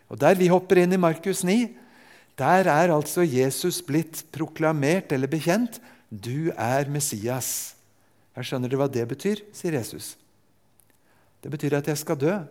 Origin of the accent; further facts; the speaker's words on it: Japan; Jeg er født og vokst opp i Japan.